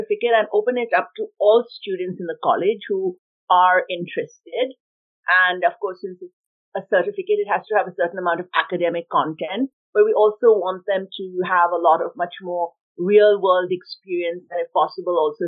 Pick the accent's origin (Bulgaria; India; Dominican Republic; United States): India; moved away as an adult; now in Montreal, Canada; I grew up in India, and then I came to Montreal where I did some of my university studies